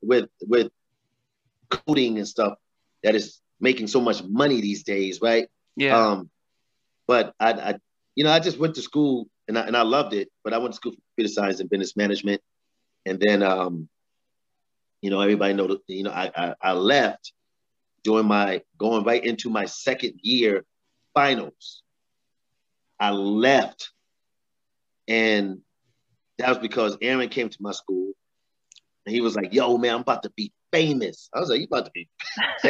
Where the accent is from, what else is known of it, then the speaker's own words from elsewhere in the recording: New York City, New York, United States; also born or lived in Richmond, Virginia; I was born and raised in Brooklyn, brother, Brooklyn, New York